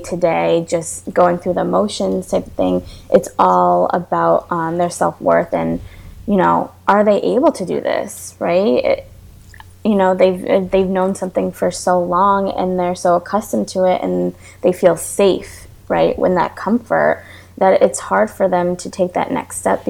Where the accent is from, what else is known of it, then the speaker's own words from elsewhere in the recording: New York, United States; moved away as an adult; now in Florida, United States; I'm from New York and I moved to Florida because I needed to be near sunlight and the beach and water